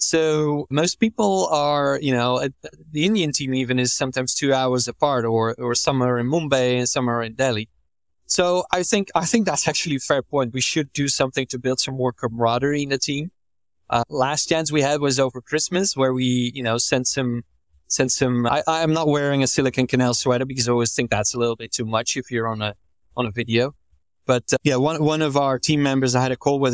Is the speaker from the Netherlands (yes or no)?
yes; Netherlands; I'm from the Netherlands.